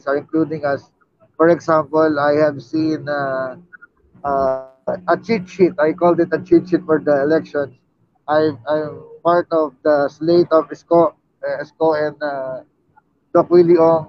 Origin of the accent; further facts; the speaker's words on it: Atimonan, Calabarzon, Philippines; I came from Quezon province in Atimonan, where I grew up